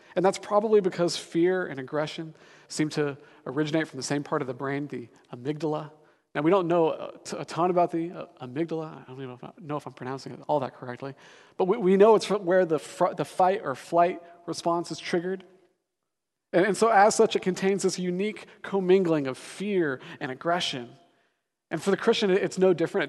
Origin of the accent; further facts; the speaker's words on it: Denver, Colorado, United States; moved away as an adult; now in Seattle, United States; I'm actually from Denver, Colorado